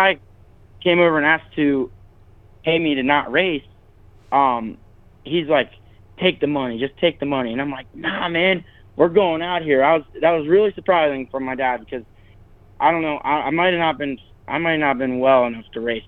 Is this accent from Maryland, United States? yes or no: yes; Maryland, United States; I'm from Maryland